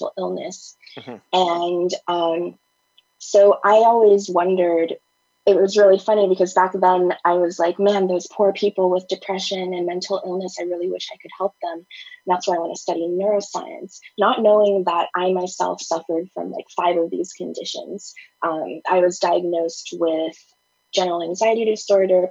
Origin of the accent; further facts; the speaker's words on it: United States; also born or lived in Thailand; I was kidnapped from my father when I was 5 and brought to the US